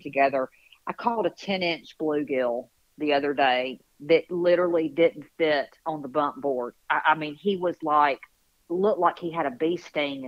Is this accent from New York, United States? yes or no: no; Montgomery, Alabama, United States; We're originally from Montgomery, Alabama.